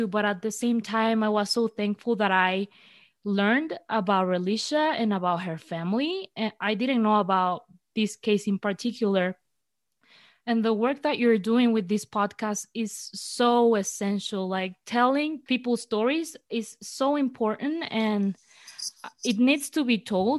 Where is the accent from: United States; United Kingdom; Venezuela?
Venezuela; I'm from Venezuela